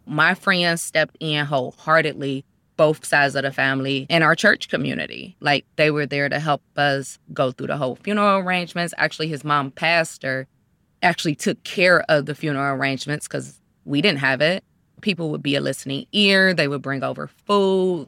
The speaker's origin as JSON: {"language": "English", "town": "Cleveland", "region": "Ohio", "country": "United States", "tie": "born or raised there", "said": "I was born and raised in Cleveland, Ohio."}